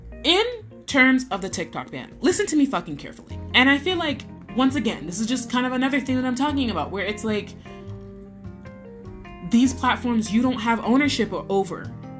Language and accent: English; United States; I'm obviously American